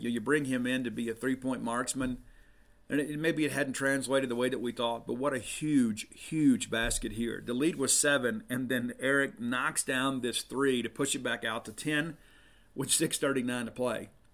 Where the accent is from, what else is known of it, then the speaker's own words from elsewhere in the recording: South Mississippi, United States; moved away; I'm from South Mississippi